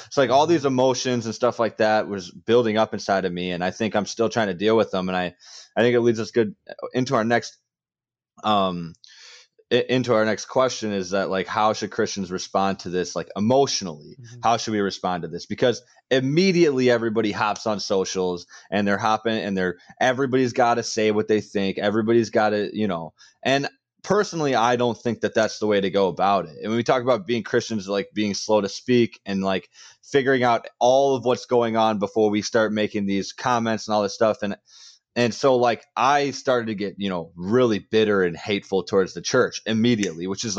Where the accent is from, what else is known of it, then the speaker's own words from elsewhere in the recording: Wisconsin, United States; some, you know, white person from a farm town that I grew up in Wisconsin is trying to comment on this